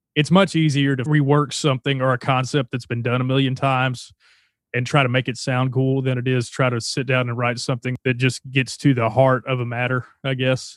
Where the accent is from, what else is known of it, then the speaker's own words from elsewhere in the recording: Texarkana, Arkansas, United States; moved away; I grew up in Texarkana, Arkansas, and, uh, it's a little town right on the border of Texas.